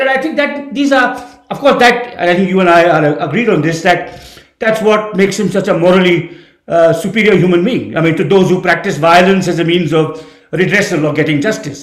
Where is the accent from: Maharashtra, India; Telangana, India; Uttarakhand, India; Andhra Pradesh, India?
Uttarakhand, India; Dehradun; moved away as an adult; also born or lived in Delhi / Kolkata; I grew up in Dehradun